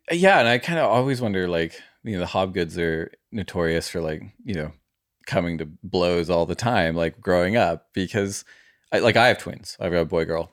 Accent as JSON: {"language": "English", "country": "United States", "tie": "born or raised there", "said": "I grew up in America, my mom's Australian"}